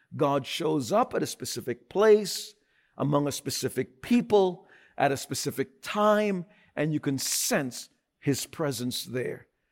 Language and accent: English; New York, United States; I'm a New Yorker.